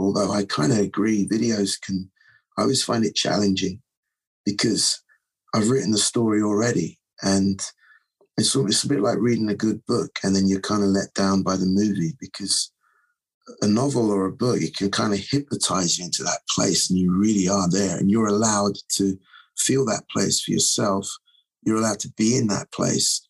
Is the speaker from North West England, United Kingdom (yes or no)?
no; London, United Kingdom; now in New York, United States; I was over there, over from New York, back in my hometown